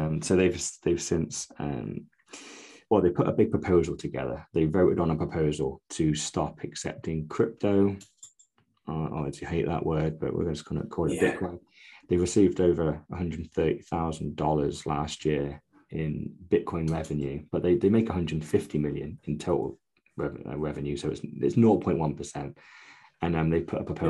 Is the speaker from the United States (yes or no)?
no; United Kingdom; because we're British